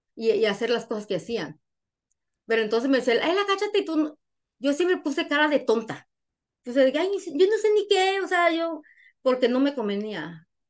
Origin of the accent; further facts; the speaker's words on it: Guanajuato, Mexico; moved away as an adult; now in United States; trabajé para el gobierno de mi pueblo, de mi municipio, soy de Guanajuato